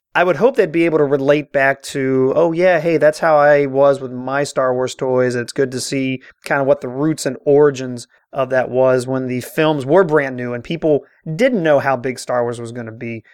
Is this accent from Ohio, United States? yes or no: yes; Cincinnati, Ohio, United States; I'm born and raised in Cincinnati